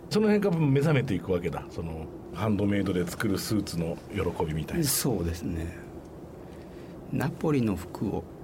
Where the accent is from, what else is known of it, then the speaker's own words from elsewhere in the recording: Fukui, Japan; moved away as an adult; also born or lived in Osaka; 福井県出身です